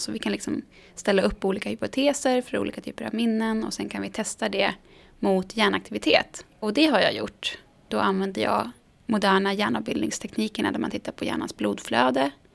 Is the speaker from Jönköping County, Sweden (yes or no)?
no; Sundsvall, Västernorrland County, Sweden; now in Stockholm, Sweden; min lilla småstad som jag växte upp i Sundsvall